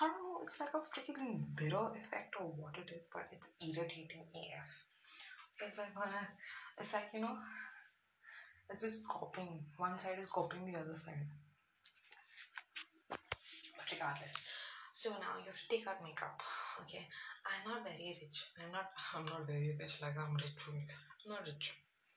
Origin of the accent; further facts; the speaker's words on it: South India, India; I'm from the south.